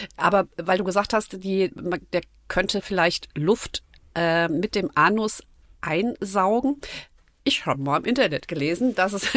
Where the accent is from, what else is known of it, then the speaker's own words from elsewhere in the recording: Nackenheim, Rhineland-Palatinate, Germany; Ich bin in Nackenheim aufgewachsen